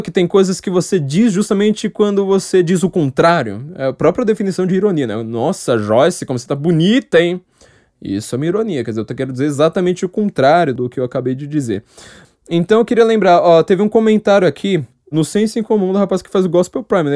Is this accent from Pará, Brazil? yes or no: no; São Paulo, Brazil; Eu, como paulistano, eu tenho noção geográfica de paulistano